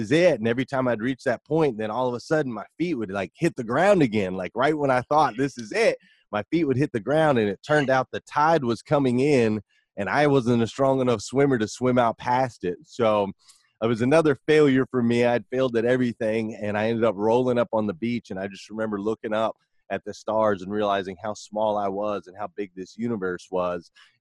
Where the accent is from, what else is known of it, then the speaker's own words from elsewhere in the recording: Flagstaff, Arizona, United States; I grew up in Flagstaff, Arizona